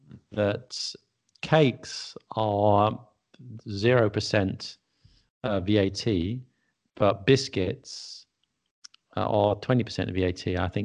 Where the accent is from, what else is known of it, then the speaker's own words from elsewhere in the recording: England, United Kingdom; as strange as it may seem, although we're English, I don't know about you, I rarely eat English food